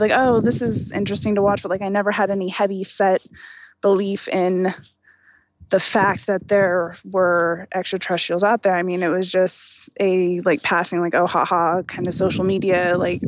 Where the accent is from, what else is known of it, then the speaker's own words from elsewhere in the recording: Oklahoma, United States; I was born and raised in Oklahoma, you know, little city, just tiny little neighborhood